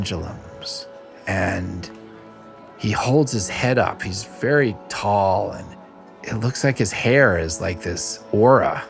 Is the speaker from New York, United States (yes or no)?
yes; New York City, New York, United States; I'm from Little Neck, Queens, New York